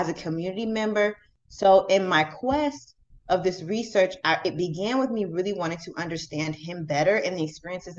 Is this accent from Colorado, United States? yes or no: no; Jacksonville, Florida, United States; moved away as an adult; also born or lived in Louisiana; now in Kalamazoo, United States; I'm originally from Jacksonville, Florida.